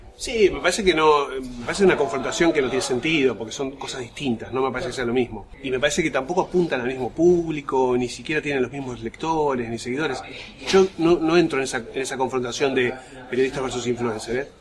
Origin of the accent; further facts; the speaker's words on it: Berazategui, Buenos Aires Province, Argentina; yo nací en y viví en Berazategui hasta los 20 años